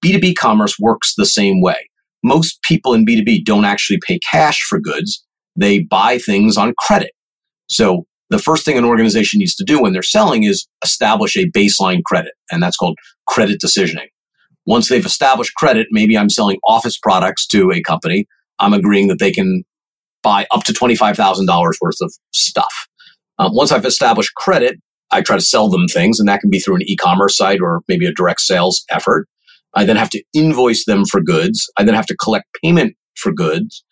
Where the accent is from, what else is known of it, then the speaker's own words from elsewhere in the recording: Long Island, New York, United States; I grew up on Long Island